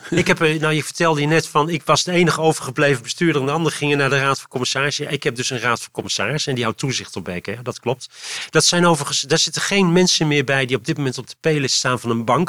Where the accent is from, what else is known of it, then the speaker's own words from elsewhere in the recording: Utrecht, Netherlands; now in Leusden, Netherlands; in Utrecht ben ik geboren getogen op het Luie End.